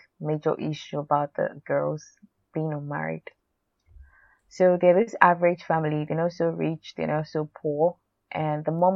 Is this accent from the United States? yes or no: no; Nigeria; I'm Nigerian